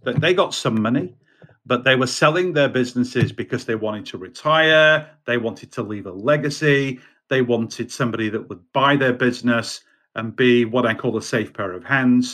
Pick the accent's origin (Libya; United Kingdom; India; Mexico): United Kingdom; also born or lived in Baltimore, United States; I'm a Brit